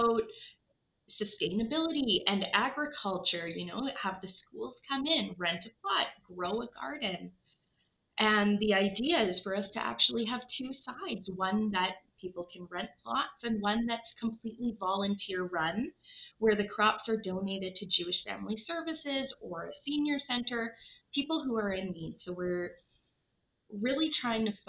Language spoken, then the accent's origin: English; Regina, Saskatchewan, Canada; now in Calgary, Canada; I grew up in Regina, Saskatchewan.